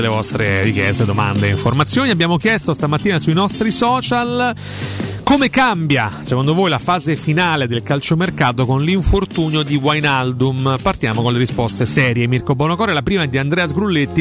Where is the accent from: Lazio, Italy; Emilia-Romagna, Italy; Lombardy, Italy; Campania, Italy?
Lazio, Italy; Rome; noi parliamo da romani